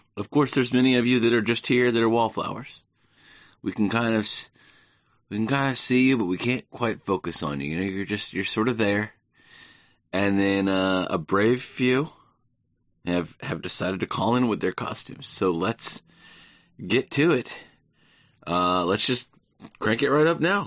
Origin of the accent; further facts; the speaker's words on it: the South, United States; moved away; growing up in the South